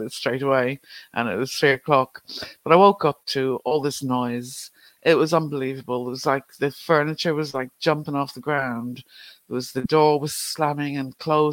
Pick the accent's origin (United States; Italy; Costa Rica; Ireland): Ireland; Growing up in Ireland, everything is either ghosts or the devil